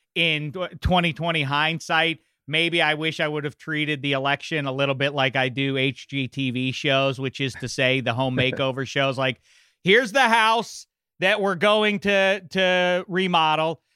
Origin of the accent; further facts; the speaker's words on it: Pittsburgh, Pennsylvania, United States; my hometown of Pittsburgh